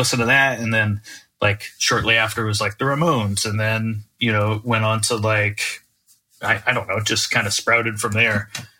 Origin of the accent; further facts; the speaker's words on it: Naples, Florida, United States; especially growing up in Naples, like there wasn't really a scene there at all